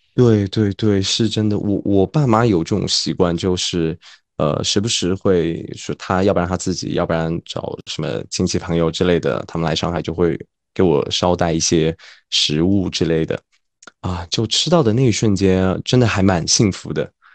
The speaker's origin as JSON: {"language": "Chinese", "region": "Sichuan", "country": "China", "accent": "Sichuanese", "first_language": "Sichuanese", "moved": "yes", "lives_now": "Shanghai, China", "said": "因为我回去之后，我一定都在讲四川话的，我不会讲普通话，除非你要跟我讲普通话，OK，那，那我可以跟你讲。但，四川朋友的话就全是讲方言了"}